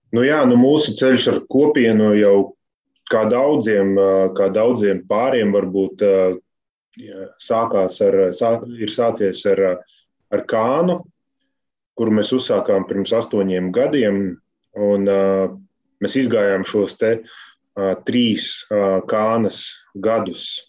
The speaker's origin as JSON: {"language": "Latvian", "town": "Ikšķile", "region": "Ogre Municipality", "country": "Latvia", "said": "Mēs esam no Ikšķules"}